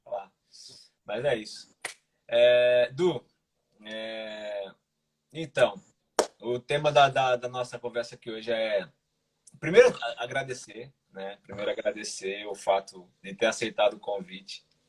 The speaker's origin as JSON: {"language": "Portuguese", "town": "Recife", "region": "Pernambuco", "country": "Brazil", "also_born_or_lived": "Minas Gerais", "moved": "as an adult", "lives_now": "Portugal", "said": "hoje eu moro aqui em Portugal, sou brasileiro, sou de Recife"}